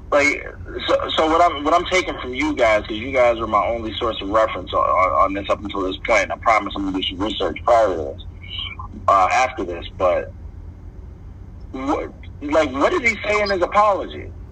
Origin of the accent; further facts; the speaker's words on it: Maywood, Illinois, United States; now in Chicago, United States; currently on the south side of Chicago, born and raised in Maywood.